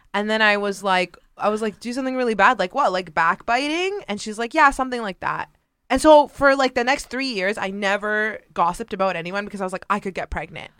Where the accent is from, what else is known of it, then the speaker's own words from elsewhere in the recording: Mississauga, Ontario, Canada; I was born and raised in a suburb of Toronto, uh, Canada called Mississauga